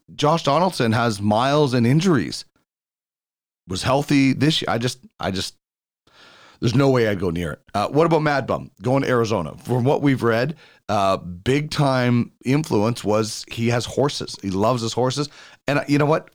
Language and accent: English; Brandon, Manitoba, Canada; now in Edmonton, Canada; I grew up on Rideau Street in Brandon, though, six fourteen Rideau